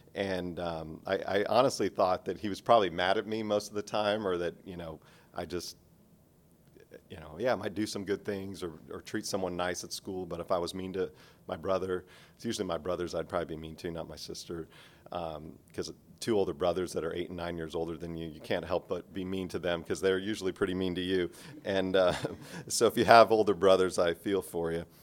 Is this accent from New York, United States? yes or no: no; outside of Los Angeles, California, United States; moved away as an adult; California, 'cause that's where I was, uh, born and raised. I spent twenty-two years there, um, outside of Los Angeles a little bit